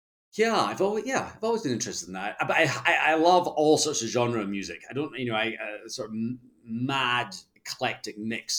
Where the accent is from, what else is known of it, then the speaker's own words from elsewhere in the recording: Scotland, United Kingdom; accent: Scottish; I think I charmed him with my Scottish accent and I got a bit of a discount and picked up my first piece.